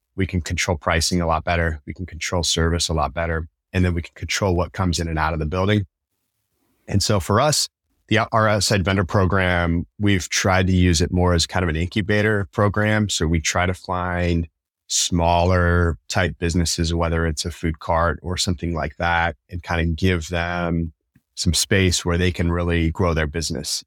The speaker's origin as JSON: {"language": "English", "town": "Tacoma", "region": "Washington", "country": "United States", "tie": "born or raised there", "said": "I grew up in Tacoma, going to Tacoma Tigers games"}